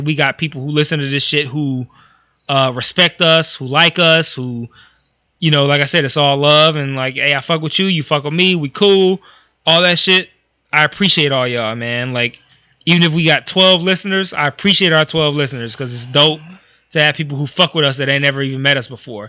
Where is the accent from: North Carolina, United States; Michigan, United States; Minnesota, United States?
Michigan, United States; Detroit; I grew up in Detroit.